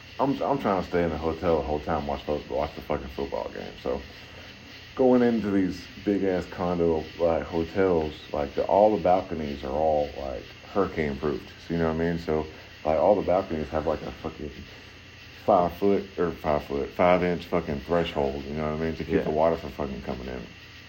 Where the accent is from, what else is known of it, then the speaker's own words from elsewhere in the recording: Florida, United States; I'm from Florida, so it's, man, I'm not really like a beach goer.